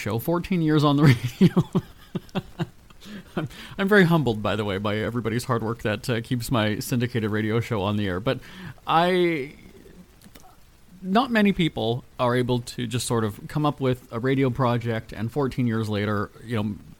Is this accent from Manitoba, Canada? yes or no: yes; Winnipeg, Manitoba, Canada; now in Los Angeles, United States; Winnipeg, my hometown.